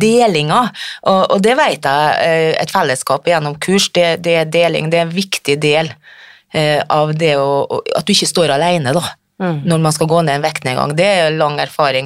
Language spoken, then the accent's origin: Norwegian; Frøya, Trøndelag, Norway; Jeg kommer fra Frøya i Trøndelag